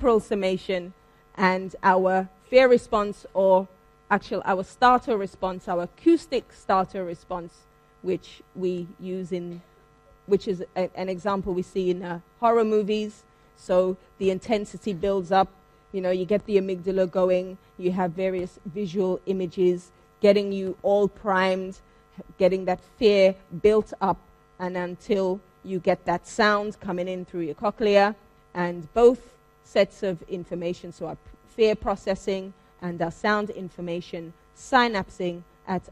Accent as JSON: {"language": "English", "region": "London", "country": "United Kingdom", "tie": "born or raised there", "said": "I am from London. This was a little movie in my hometown"}